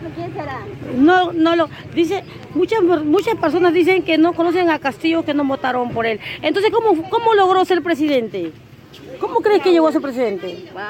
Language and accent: Spanish; Peru; also born or lived in Carabayllo, Lima; Como peruano que soy